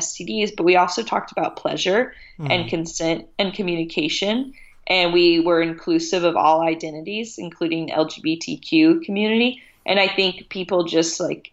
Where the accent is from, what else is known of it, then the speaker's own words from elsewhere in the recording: Tennessee, United States; moved away as an adult; also born or lived in San Francisco; I grew up in Tennessee, which is a very conservative state